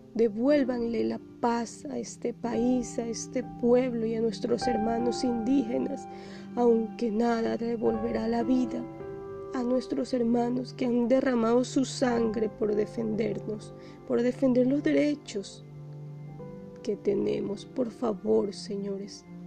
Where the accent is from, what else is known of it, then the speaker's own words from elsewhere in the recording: Ecuador; somos todos ecuatorianos